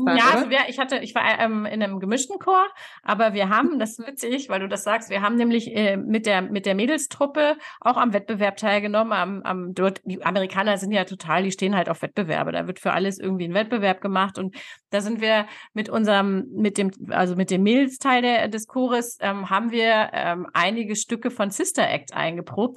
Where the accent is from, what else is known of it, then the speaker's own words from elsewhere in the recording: Hanover, Lower Saxony, Germany; moved away; also born or lived in Texas, United States; Ich bin in Hannover groß geworden, in der Stadt